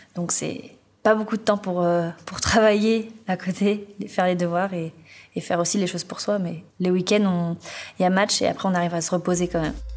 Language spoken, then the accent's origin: French; Finistère, Brittany, France; now in Talence, France; je viens du Finistère